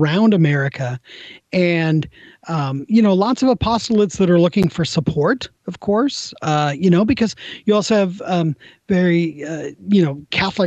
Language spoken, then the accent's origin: English; Des Moines, Washington, United States; used to fill in on Sundays at my parish growing up in Des Moines, Washington.